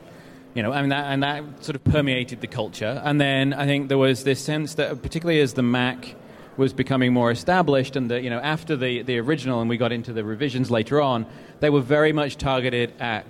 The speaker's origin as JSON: {"language": "English", "region": "England", "country": "United Kingdom", "tie": "born or raised there", "moved": "yes", "said": "I grew up in England"}